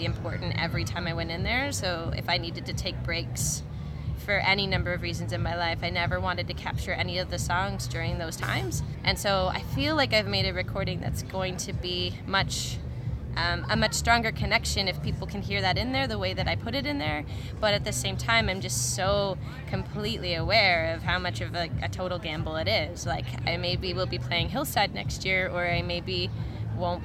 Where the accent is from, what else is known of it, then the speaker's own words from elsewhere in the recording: Guelph, Ontario, Canada; I grew up in Guelph